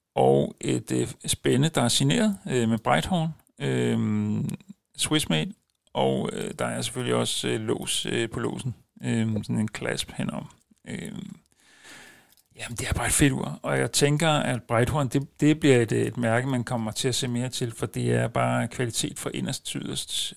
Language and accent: Danish; a suburb of Copenhagen, Capital Region of Denmark, Denmark; jeg er ikke rigtig københavner, jeg er ude fra en forstad til København